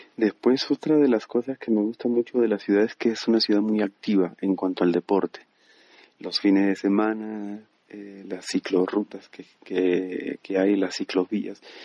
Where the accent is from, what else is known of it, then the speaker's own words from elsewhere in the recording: Peru; moved away as an adult; also born or lived in Medellín, Colombia / Lima, Peru; now in Bogotá, Colombia; soy peruano y tengo 35 años